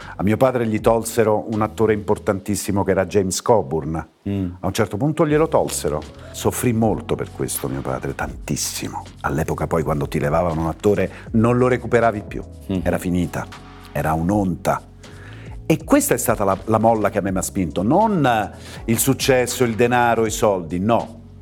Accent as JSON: {"language": "Italian", "town": "Rome", "region": "Lazio", "country": "Italy", "tie": "born or raised there", "said": "Io sono di Ostia e la, la pista B25 eh, di Fiumicino decolla proprio sul mare. E da bambini vedevamo questi giganti"}